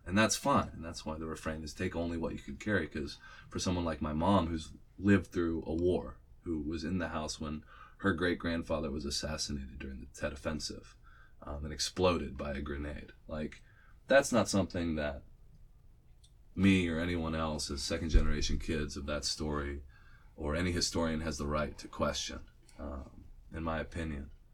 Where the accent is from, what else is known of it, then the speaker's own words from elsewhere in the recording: Nashville, Tennessee, United States; moved away; also born or lived in Wyoming / Chicago; I'm from Nashville, Tennessee. I grew up on Music Row.